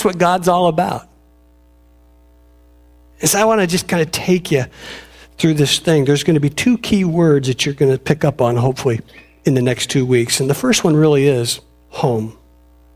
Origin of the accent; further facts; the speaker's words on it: Robinwood, Oregon, United States; moved away as an adult; also born or lived in Willamette, Oregon; where I lived in this little place called Robinwood, where I grew up.